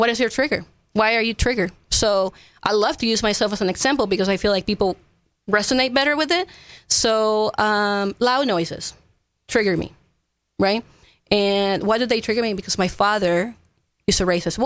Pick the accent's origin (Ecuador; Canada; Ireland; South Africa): Ecuador; English is a second language; also born or lived in Florida / Fredericksburg, Texas; now in Kerrville, United States; I'm not from here. I was born and raised in Ecuador